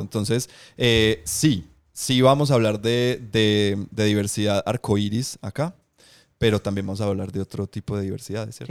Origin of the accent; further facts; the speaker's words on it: Medellín, Antioquia, Colombia; yo soy de aquí, de Colombia, de Medellín